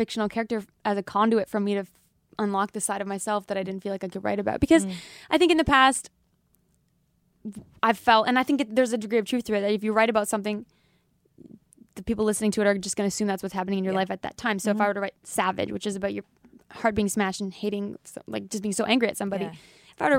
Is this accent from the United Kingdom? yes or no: no; Philippines; Yeah, like I grew up in the Philippines, so you know, I can do some accents.